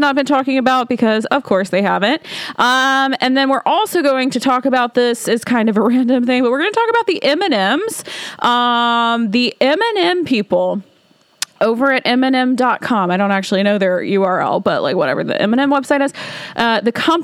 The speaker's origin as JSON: {"language": "English", "region": "Alabama", "country": "United States", "tie": "born or raised there", "moved": "yes", "lives_now": "Washington, D.C., United States", "said": "my hometown, y'all, is it's a small town in Alabama"}